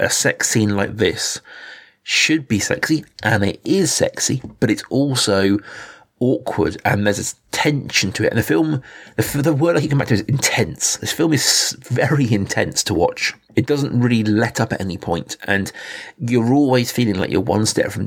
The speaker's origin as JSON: {"language": "English", "country": "United Kingdom", "said": "as a Brit"}